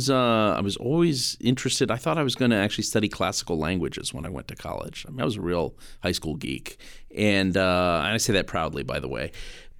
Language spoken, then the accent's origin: English; Washington, District of Columbia, United States; moved away as an adult; also born or lived in Saint Louis, Missouri / Tijuana, Mexico; I grew up in Washington, D.C.